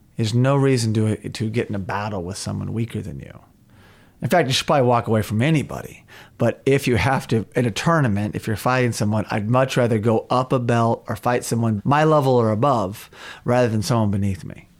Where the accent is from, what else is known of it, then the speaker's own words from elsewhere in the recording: Tulsa, Oklahoma, United States; Growing up in Tulsa, Oklahoma